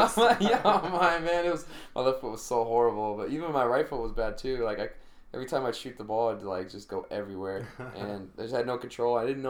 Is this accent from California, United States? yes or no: yes; Northern California, United States; where I grew up in, like, Northern California, my community, there's a lot of Italians and there's a lot of Portuguese